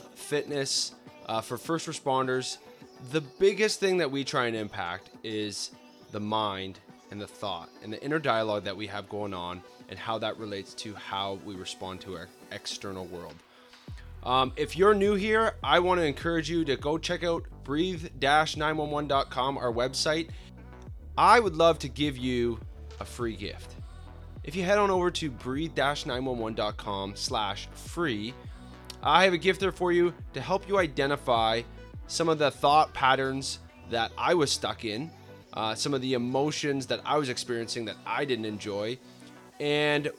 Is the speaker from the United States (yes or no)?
no; Canada; I'm Canadian. I'm not in the States, so I'm not American